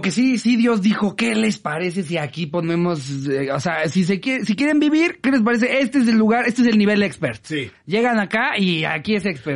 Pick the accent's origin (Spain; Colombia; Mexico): Mexico; State of Mexico; yo que soy del Estado de México